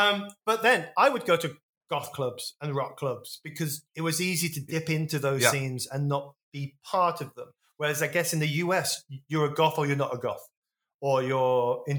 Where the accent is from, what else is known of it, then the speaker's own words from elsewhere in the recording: Wolverhampton, West Midlands, United Kingdom; also born or lived in Stourbridge; I was a Grebo kid because I grew up in Wolverhampton and Stourbridge